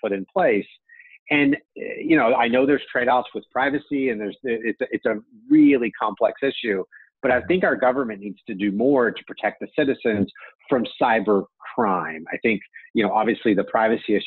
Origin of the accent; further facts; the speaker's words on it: United States; as an American citizen